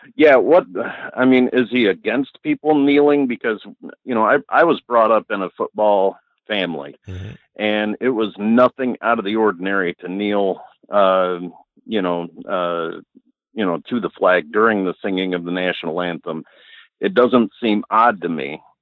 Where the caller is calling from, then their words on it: Battle Creek, Michigan, United States; calling from Battle Creek, Michigan